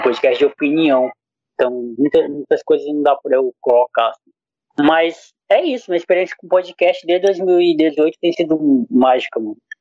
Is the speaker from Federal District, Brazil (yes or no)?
no; Acre, Brazil; eu sou do Acre